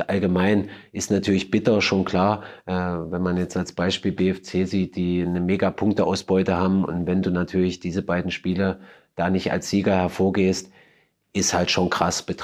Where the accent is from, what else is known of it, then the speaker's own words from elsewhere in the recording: Germany; Und natürlich als Deutscher ist natürlich klar, dass ich mir wünsche, dass mein Land das macht